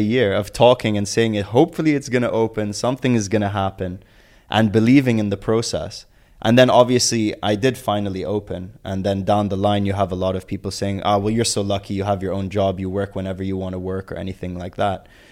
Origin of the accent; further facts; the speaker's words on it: Abu Dhabi, United Arab Emirates; growing up in Abu Dhabi, both my parents were entrepreneurs